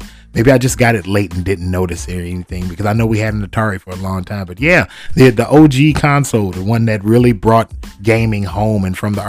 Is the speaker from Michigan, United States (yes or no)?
yes; Detroit, Michigan, United States; my hometown, my city, the city that I love, Detroit, Michigan